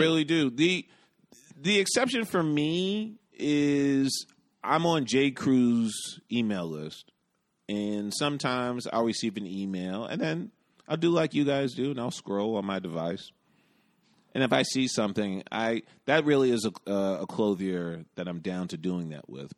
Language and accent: English; New York, United States; I'm from New York